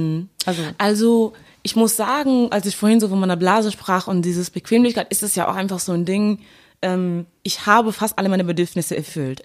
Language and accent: German; Duisburg, North Rhine-Westphalia, Germany; now in Cologne, Germany; ich komme aus Duisburg